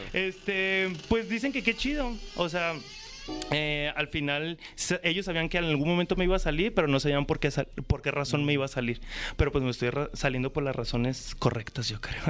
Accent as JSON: {"language": "Spanish", "town": "Guadalajara", "region": "Jalisco", "country": "Mexico", "also_born_or_lived": "Mexico City", "said": "yo soy de Guadalajara"}